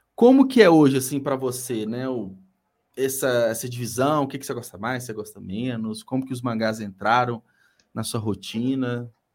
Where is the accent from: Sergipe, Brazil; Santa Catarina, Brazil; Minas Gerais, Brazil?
Minas Gerais, Brazil; Belo Horizonte; eu sou da capital, né? Sou de BH